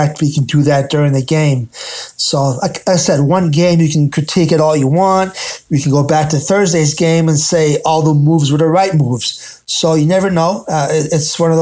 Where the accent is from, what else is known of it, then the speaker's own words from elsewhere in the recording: Philadelphia, Pennsylvania, United States; now in Tampa, United States; I'm from the Northeast, I'm from the Philadelphia area up there